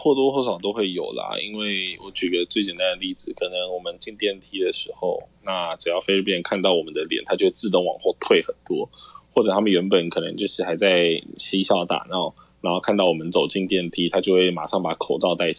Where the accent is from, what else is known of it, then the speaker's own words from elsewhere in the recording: Taiwan; now in Philippines; 我是台湾人